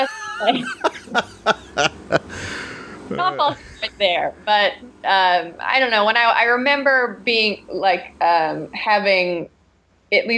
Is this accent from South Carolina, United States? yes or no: no; a small town north of Chicago, Illinois, United States; moved away; I'm from a pretty small town north of Chicago